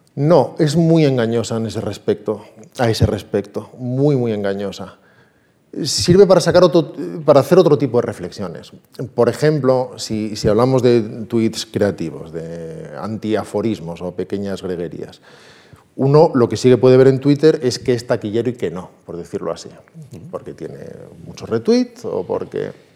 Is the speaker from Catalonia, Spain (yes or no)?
no; Salamanca, Castile and León, Spain; also born or lived in Pazos Hermos, Ourense, Galicia; Si me preguntaras de dónde eres, te diría de Salamanca.